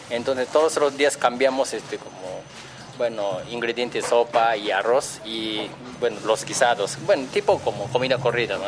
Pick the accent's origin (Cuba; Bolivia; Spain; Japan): Japan; Nara; Spanish is a second language; moved away as an adult; also born or lived in Osaka; now in Mexico; yo nací en Osaka, pero yo vivía en Nara, así con mucho tiempo